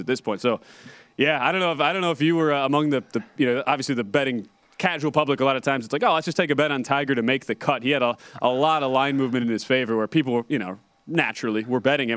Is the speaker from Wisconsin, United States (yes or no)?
yes; Wisconsin, United States; where I grew up there in Wisconsin